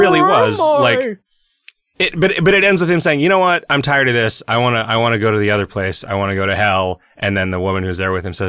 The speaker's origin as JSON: {"language": "English", "region": "Illinois", "country": "United States", "tie": "born or raised there", "said": "I remember watching a community theater play in the tiny town that I grew up in Illinois with my grandmother."}